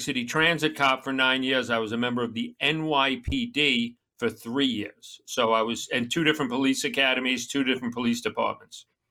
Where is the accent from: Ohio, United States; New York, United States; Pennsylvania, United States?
New York, United States; Long Island; moved away; I'm a Long Island maggot